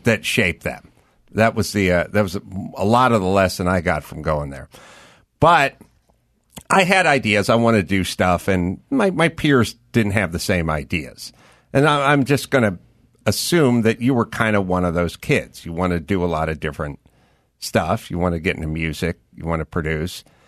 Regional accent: Los Angeles, California, United States; I grew up in North Hollywood

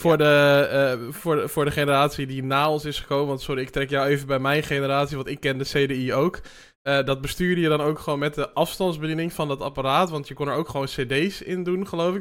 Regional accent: Amsterdam, North Holland, Netherlands; ik ben in Amsterdam opgegroeid

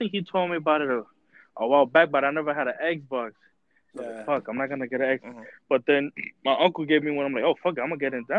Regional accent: New York, United States; also born or lived in Florida; Because I used to live in Florida. Let me give you that backstory and all that. I grew up in New York, but I moved to Florida, and I came back with my parents when the recession happened.

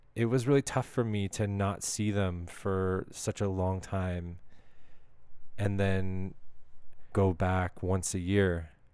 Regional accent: Canada; as a Canadian

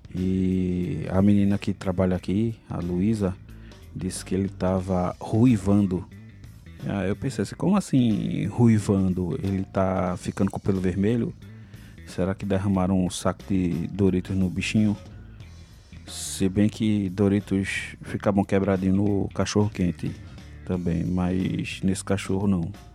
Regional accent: Brazil; como bom brasileiro

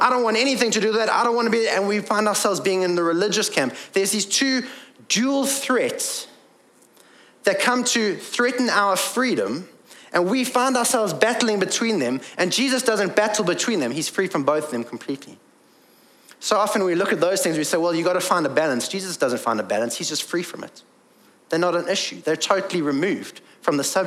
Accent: England, United Kingdom; I am English and male

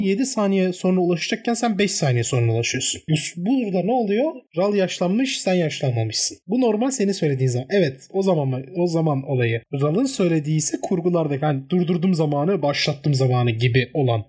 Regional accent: Turkey; İyi ki Türk'üm.

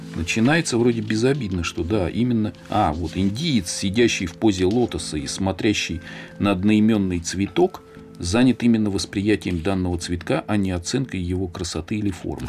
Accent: Moscow, Russia; где я родился, вот в Щукино

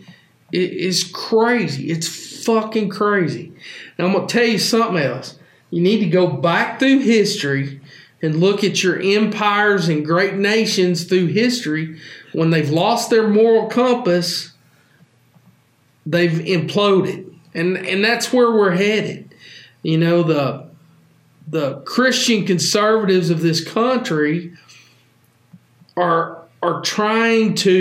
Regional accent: the South, United States; I can't be proud to be from the South

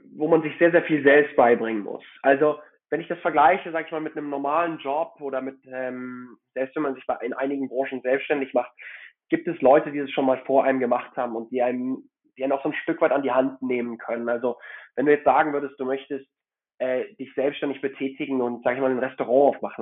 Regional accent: Hamburg, Germany; moved away as an adult; also born or lived in Frankfurt / Madrid / Zurich; now in Geneva, Switzerland; Ich bin in Hamburg aufgewachsen und dort zur Schule gegangen.

